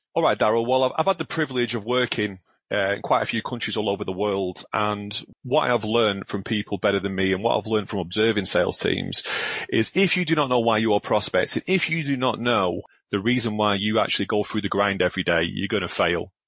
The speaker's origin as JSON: {"language": "English", "town": "Glasgow", "region": "Scotland", "country": "United Kingdom", "tie": "born or raised there", "said": "I'm a northerner. I was born in Glasgow"}